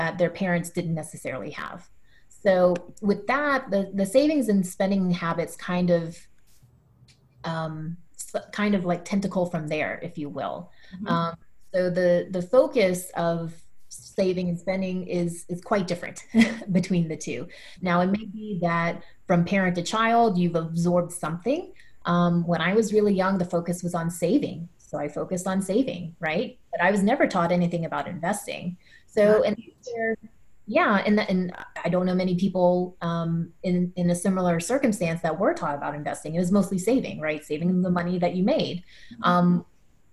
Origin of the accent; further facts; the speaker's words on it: United States; those of us who are born in the States and just grew up with it